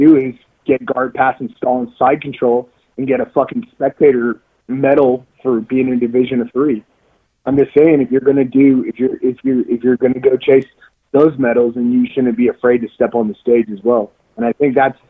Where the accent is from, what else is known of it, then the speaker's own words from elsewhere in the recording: Texas, United States; I'm fucking American from Texas